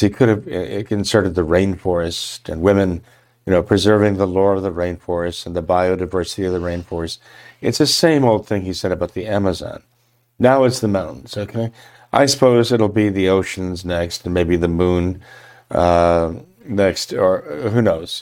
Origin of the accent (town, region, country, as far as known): United States